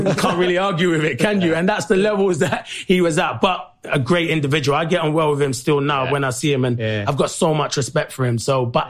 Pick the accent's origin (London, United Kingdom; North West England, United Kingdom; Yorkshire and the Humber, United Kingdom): London, United Kingdom; growing up, South London, on the estates